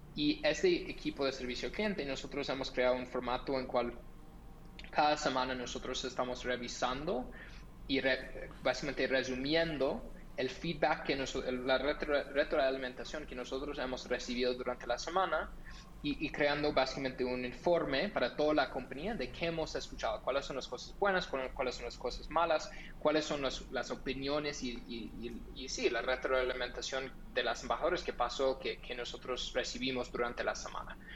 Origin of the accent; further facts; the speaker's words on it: Los Angeles, California, United States; Spanish is a second language; moved away as an adult; also born or lived in Netherlands; No soy de Colombia, eh, soy de los Estados Unidos, de Los Ángeles, de California. Um, nací ahí